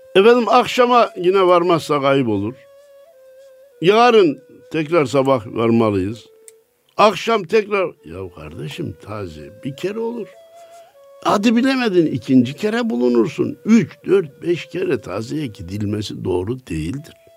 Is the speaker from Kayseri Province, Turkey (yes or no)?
yes; Kayseri Province, Turkey; benim memleketim Kayseri.